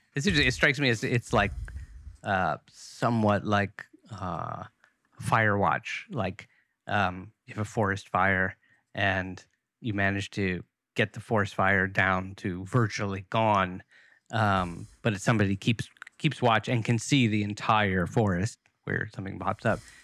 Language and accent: English; United States; as an American